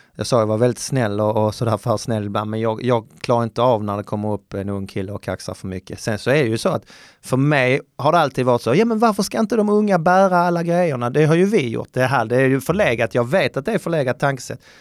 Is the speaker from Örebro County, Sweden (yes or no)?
no; Skåne, Sweden; jag var från Österlen, från landet